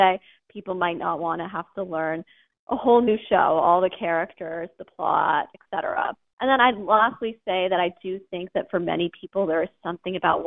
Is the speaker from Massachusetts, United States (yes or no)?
yes; Massachusetts, United States; I'm from Massachusetts, so I grew up in New England